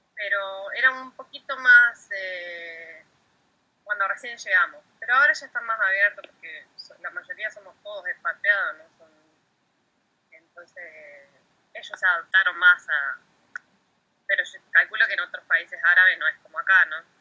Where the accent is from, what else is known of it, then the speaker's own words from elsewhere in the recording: Bahía Blanca, Buenos Aires Province, Argentina; moved away as an adult; also born or lived in Caleta Olivia / Comodoro Rivadavia; si bien soy nacida en Caleta, bueno, después me, me crié en Bahía Blanca